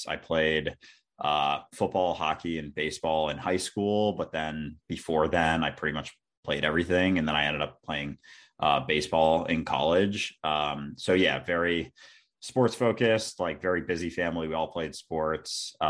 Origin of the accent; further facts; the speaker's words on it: Minnesota, United States; also born or lived in Boston; And growing up, I grew up in Minnesota, actually, outside Minneapolis.